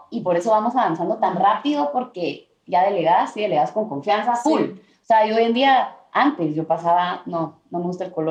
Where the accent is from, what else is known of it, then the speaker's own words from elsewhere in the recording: Colombia; now in Los Angeles, United States; me acordé ese feeling de cuando me vine también de Colombia a Los Ángeles y empecé